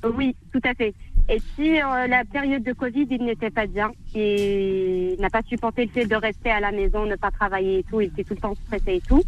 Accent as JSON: {"language": "French", "region": "Tizi Ouzou Province", "country": "Algeria", "moved": "yes", "said": "On est de Tizi Ouzou, mais on, est de deux villages différents"}